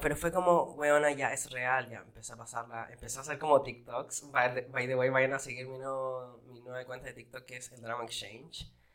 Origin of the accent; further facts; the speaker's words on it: Valparaíso, Chile; moved away as an adult; now in United States; yo no soy de Los Ángeles, yo soy de Valparaiso City